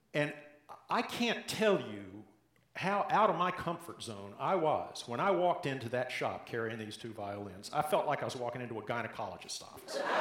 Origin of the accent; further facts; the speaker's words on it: the South, United States; accent: Southern; now in Portland, United States; If you haven't picked it up yet from my accent, I grew up in the South